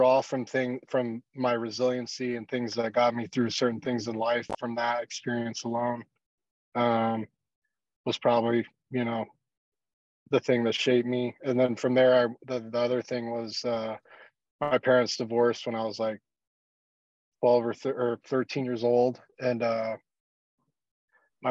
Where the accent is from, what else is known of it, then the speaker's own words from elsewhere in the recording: South Padre Island, Texas, United States; also born or lived in Corpus Christi, Texas; I grew up in South Texas, in a place called South Padre Island, and then also spent some time in Corpus Christi, North Padre Island, throughout my early years.